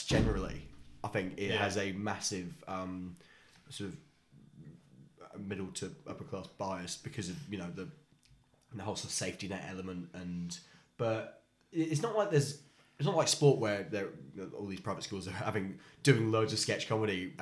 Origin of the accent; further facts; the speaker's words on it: Richmond, London, United Kingdom; I was born in Richmond, South West London.